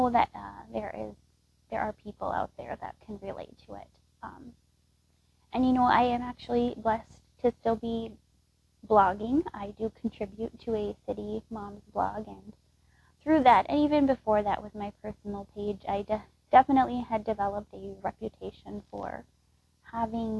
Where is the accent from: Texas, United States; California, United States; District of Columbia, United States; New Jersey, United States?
Texas, United States; moved away as an adult; now in Wisconsin, United States; I was actually born and raised in Texas, and I moved here to the Midwest, to Wisconsin